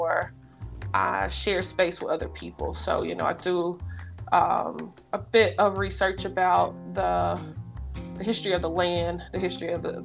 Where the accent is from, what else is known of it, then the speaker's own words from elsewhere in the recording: Memphis, Tennessee, United States; moved away as an adult; also born or lived in Mississippi / Alabama / Kentucky; now in Pittsburgh, United States; I am from Memphis, Tennessee. I was born there